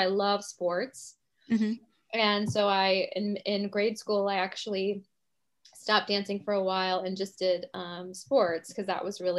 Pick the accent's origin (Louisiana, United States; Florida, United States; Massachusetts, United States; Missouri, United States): Missouri, United States; Kansas City; moved away as an adult; now in New York City, United States; But I'm originally from Kansas City, Missouri. And I grew up dancing, you know, in Kansas City.